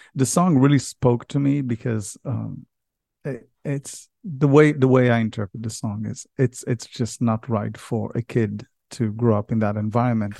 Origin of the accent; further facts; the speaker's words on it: Israel; moved away as an adult; now in United States; I was born and raised in Israel. Although I live in America